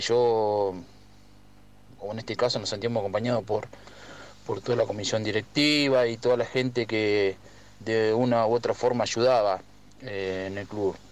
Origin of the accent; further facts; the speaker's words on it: Pipinas, Buenos Aires, Argentina; moved away; also born or lived in Verónica; nací en Pipinas, pero me, me hice futbolísticamente en, Verónica